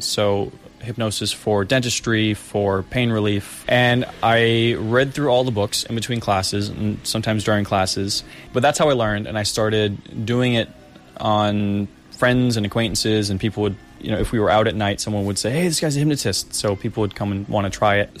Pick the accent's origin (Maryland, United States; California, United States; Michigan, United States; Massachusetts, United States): Massachusetts, United States; Boston; moved away as an adult; now in South Korea; I was from Boston